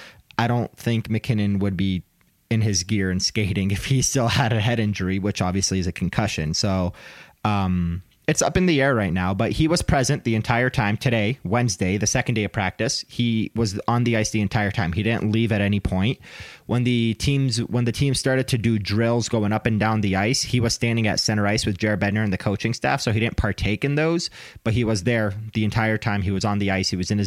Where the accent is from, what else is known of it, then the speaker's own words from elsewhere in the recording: Dearborn, Michigan, United States; A lot of the guys that I grew up with in Dearborn played against him in like just local rinks and stuff.